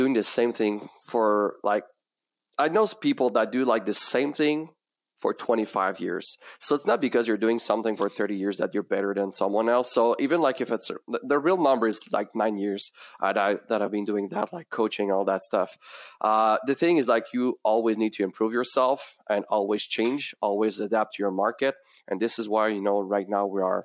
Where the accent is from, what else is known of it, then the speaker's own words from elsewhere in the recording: Quebec, Canada; accent: French; first language French; English is a second language; that beautiful accent, it's because my first language is French